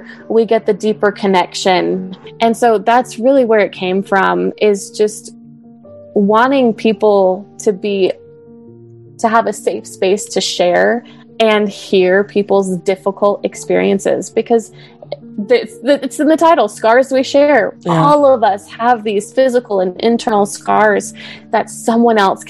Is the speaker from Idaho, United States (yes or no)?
yes; Idaho, United States; moved away as an adult; also born or lived in Utah; I grew up in LDSville in Idaho